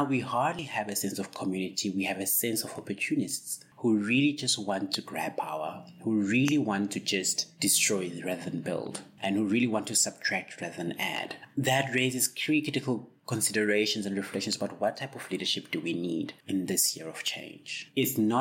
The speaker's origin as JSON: {"language": "English", "country": "South Africa", "tie": "born or raised there", "said": "as a South African person who's lived basically my whole life in South Africa"}